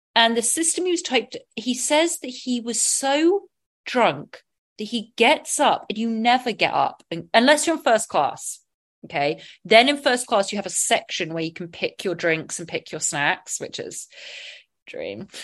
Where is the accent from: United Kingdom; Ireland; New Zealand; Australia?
United Kingdom; Sonning Common, South East England; my growing up, my church where I had my first uh, communion, my bap- baptism, my first communion, my confirmation, was all in St. Michael's Church in Sonning Common, Oxfordshire, England